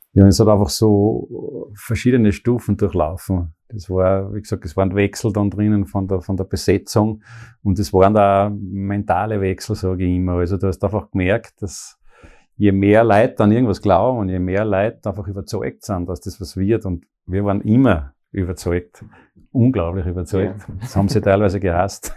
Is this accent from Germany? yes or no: no; Pongau, Salzburg, Austria; moved away as an adult; now in Graz, Austria; Ich bin aus dem Bongau, eben im Bongau in Salzburg, also geboren dort.